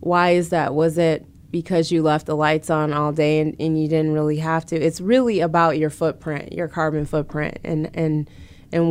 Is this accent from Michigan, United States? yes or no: yes; Grand Rapids, Michigan, United States; now in Detroit, United States; I've always resided in majority black cities for most of my life, with the exception of growing up in Grand Rapids.